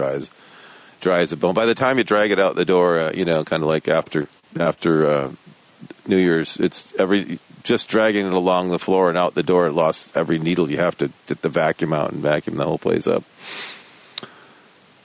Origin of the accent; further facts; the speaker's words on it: Michigan, United States; I grew up in Michigan in the Midwest